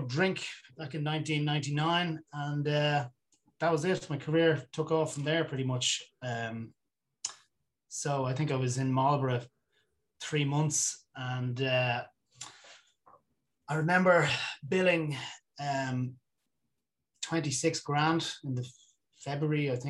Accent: Dublin, Leinster, Ireland; I grew up in Dublin

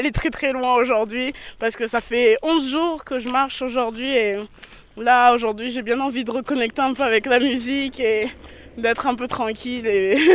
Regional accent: France; Et tu viens de quel pays d'Afrique Et je lui dis ben Je viens de France.

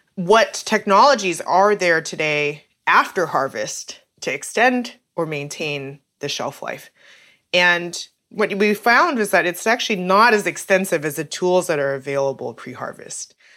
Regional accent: Calgary, Alberta, Canada; moved away as an adult; also born or lived in Saskatchewan / Kingston, Ontario / Santa Barbara, California; my family moved to Calgary when I was about four years old.

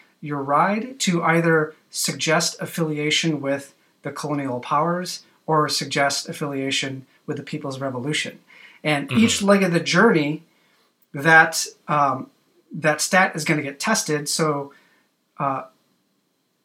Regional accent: United States

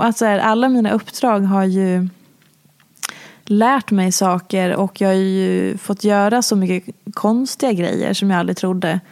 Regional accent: Falun, Dalarna County, Sweden; jag är ju också från Dalarna

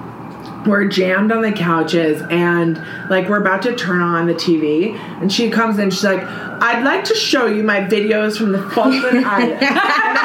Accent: Midwest, United States; now in New York City, United States; We're from the Midwest

